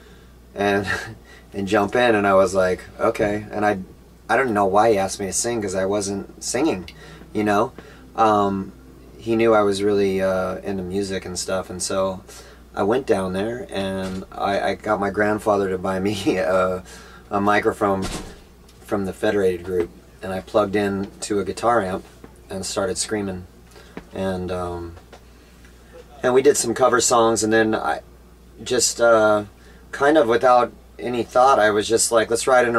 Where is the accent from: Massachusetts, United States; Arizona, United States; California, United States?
California, United States; Orange County; I grew up in Orange County, California